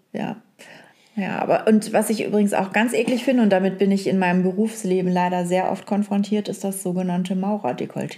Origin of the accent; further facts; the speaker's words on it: hometown in northern Germany, Germany; accent: Norddeutsch; in meiner Heimatstadt, die reden ja alle auch ein bisschen Norddeutsch da, ne? so ein bisschen breiter.